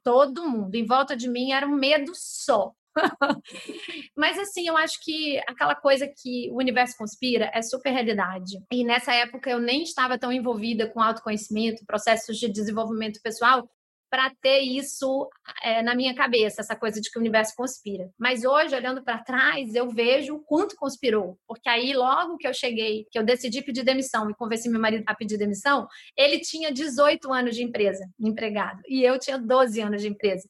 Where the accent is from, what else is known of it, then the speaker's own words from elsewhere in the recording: São Luís, Maranhão, Brazil; moved away as an adult; also born or lived in Rio de Janeiro; voltar a morar na, na minha cidade natal, onde a minha mãe estava